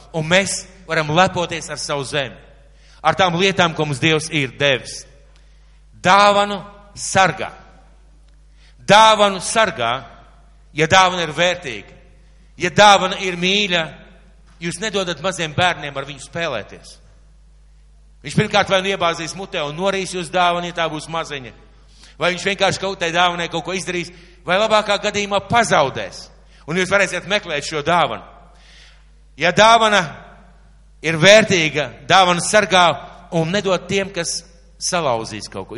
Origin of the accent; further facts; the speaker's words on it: Latvia; mēs dzīvojam Latvijā, ka mēs esam latvieši